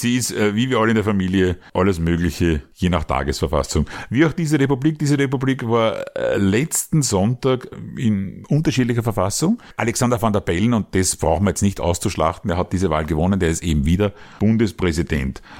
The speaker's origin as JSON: {"language": "German", "country": "Austria", "said": "bei uns in Österreich"}